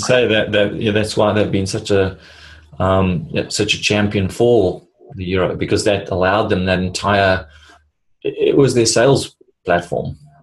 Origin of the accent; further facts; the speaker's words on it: South Africa; moved away; I grew up in South Africa